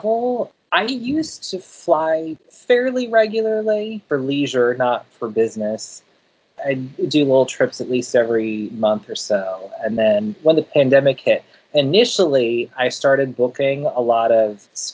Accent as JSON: {"language": "English", "town": "Denver", "region": "Colorado", "country": "United States", "tie": "born or raised there", "moved": "yes", "lives_now": "San Francisco Bay Area, United States", "said": "I grew up in Denver"}